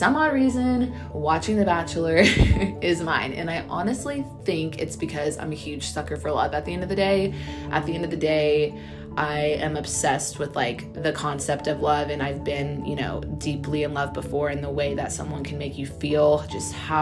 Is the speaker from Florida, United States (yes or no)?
no; Texas, United States; now in Orange County, United States; I am born and raised in Texas